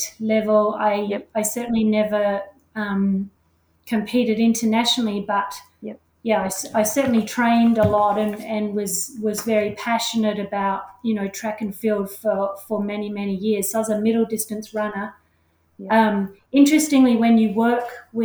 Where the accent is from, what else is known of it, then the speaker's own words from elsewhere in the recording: Australia; accent: Australian; moved away as an adult; now in Auckland, New Zealand; I am actually Australian. You can certainly hear that in my accent.